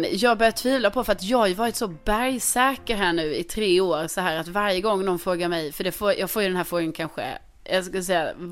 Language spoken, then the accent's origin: Swedish; Skåne, Sweden; now in Stockholm, Sweden; Folk frågar det här väldigt ofta för det är som att man kan inte bara få bo i Stockholm som skåning